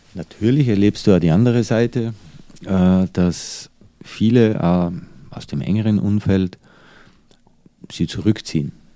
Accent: Austria; also born or lived in United States / Dubai / Changchun, China; now in Germany; bin ja eigentlich konstant im Ausland als Österreicher in Deutschland

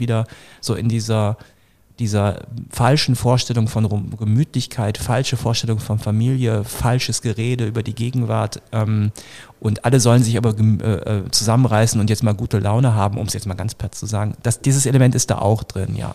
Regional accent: Northern Germany, Germany; ich komme auch aus Norddeutschland vom flachen Land

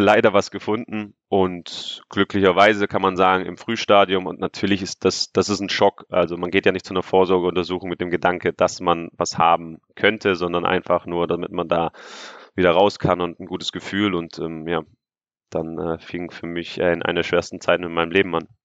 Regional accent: Stuttgart, Baden-Württemberg, Germany; moved away as an adult; Stuttgart ist meine Heimatstadt, dort sind meine ganzen Freunde

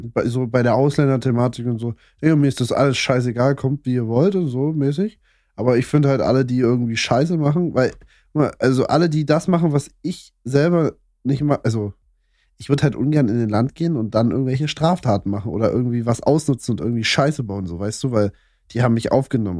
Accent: Saxony, Germany; also ich komme ja aus Sachsen

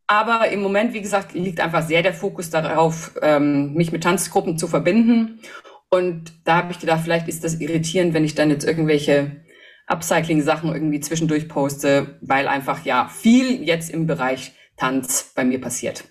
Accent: Hof, Bavaria, Germany; moved away; ich bin in Hof geboren, wohne da jetzt auch wieder seit zwei Jahren

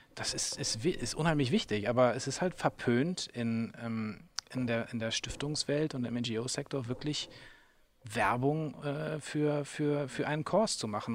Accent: Hamburg, Germany; moved away as an adult; also born or lived in England / Vietnam; ich bin halt dann schon in Hamburg geboren

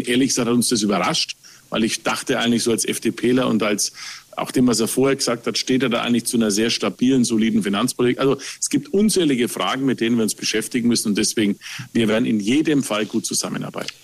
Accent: Nuremberg, Bavaria, Germany; als Nürnberger, der Nürnberger Christkindlesmarkt, das ist Herzblut

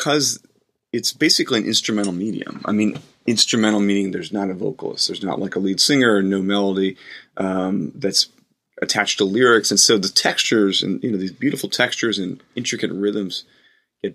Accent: the South, United States; growing up in the South

